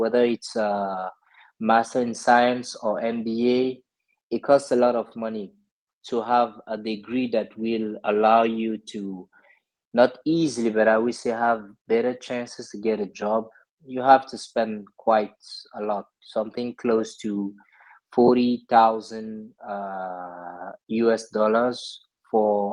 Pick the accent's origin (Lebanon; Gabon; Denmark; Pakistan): Gabon; moved away as an adult; also born or lived in Togo; now in France; So originally I was born in West Africa, in Togo, and I moved to Gabon when I was very young to join my dad. Then I made all my education in Gabon